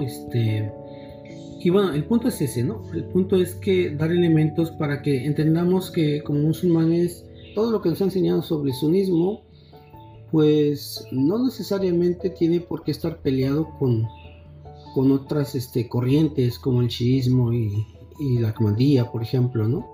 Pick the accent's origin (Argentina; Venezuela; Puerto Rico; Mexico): Mexico; formarnos como, como musulmanes mexicanos